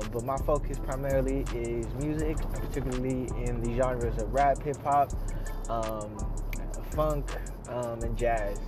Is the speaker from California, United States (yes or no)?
yes; Pittsburg, California, United States; also born or lived in Philippines; we settled in Pittsburgh, California. And I grew up there and was raised there all my life, up until the point of high school and graduating